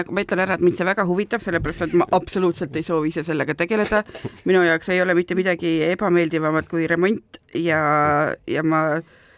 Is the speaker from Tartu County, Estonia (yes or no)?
yes; Tartu, Tartu County, Estonia; mina olen Tartust pärit